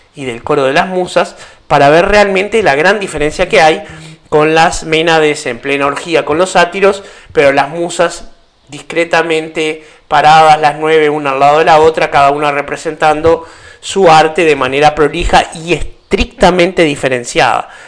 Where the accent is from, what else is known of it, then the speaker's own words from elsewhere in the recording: Uruguay; para los que somos uruguayos